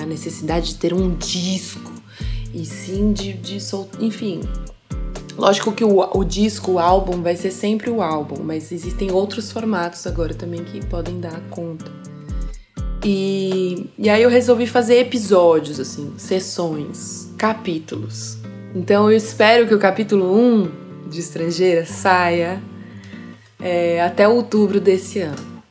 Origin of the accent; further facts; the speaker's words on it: São Paulo, Brazil; moved away as an adult; now in Switzerland; Eu nasci em São Paulo